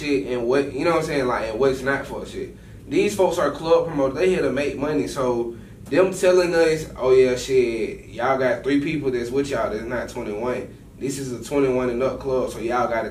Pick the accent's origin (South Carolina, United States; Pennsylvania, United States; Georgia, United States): Georgia, United States; Atlanta; I'm from Atlanta, not Savannah